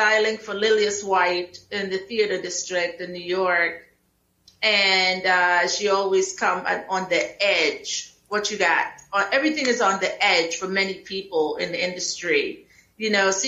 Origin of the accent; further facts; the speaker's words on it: Moruga, Trinidad & Tobago; also born or lived in United States; now in Atlanta, United States; I am from Trinidad and Tobago in a small village called Moruga, where I grew up and then came to America